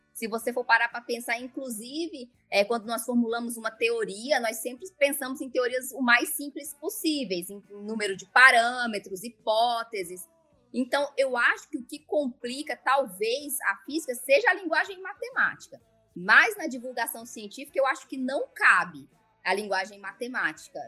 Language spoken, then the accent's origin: Portuguese; Brasília, Federal District, Brazil; also born or lived in Las Vegas; Eu sou aqui de Brasília mesmo, é, nasci aqui, morei aqui praticamente minha vida inteira